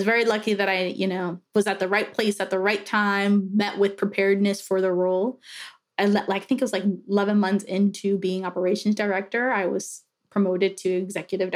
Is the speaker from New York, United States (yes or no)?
yes; New York City, New York, United States; moved away as an adult; also born or lived in Dominican Republic / Miami; now in Pittsburgh, United States; I'm originally from New York City, actually Dominican Republic. My mom flew to Miami so I could be a natural born citizen and then flew back to Dominican Republic before we moved to New York